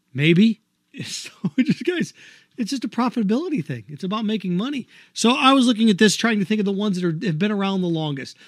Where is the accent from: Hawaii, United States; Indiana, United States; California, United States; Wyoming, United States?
Indiana, United States; Indianapolis; now in Florida, United States; in Indianapolis, my home state, my hometown, the capital of my home state